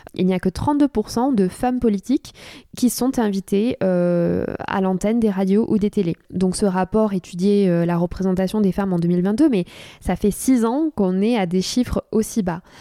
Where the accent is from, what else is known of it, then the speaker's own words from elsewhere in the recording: Cahors, Occitania, France; moved away as an adult; also born or lived in Toulouse / St Andrews, Scotland / Paris; now in Bordeaux, France; je ne suis pas parisienne. À la base, je viens de Cahors dans le Lot.